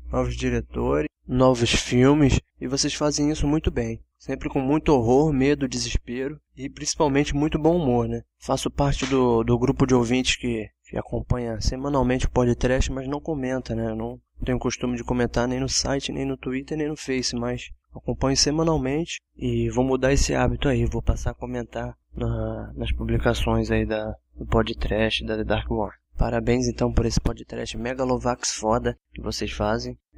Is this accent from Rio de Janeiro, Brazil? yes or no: yes; São Gonçalo, Rio de Janeiro, Brazil; sou de São Gonçalo, Rio de Janeiro, tenho 20 anos.